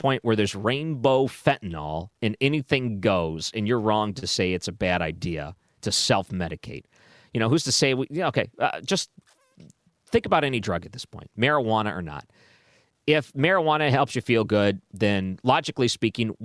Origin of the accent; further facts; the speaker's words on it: Detroit, Michigan, United States; moved away; when I grew up in Detroit